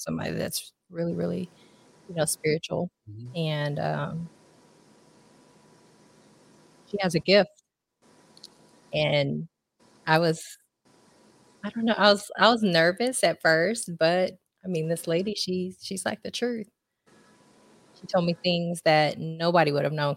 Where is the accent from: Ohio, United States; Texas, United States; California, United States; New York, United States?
Texas, United States; Austin; also born or lived in Philippines / New Orleans, Louisiana; now in Katy, United States; And into Austin.